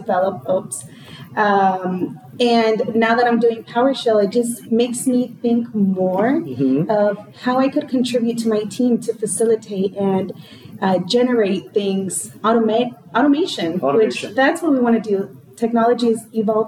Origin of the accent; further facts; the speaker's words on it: Mexico; moved away; I was born in Mexico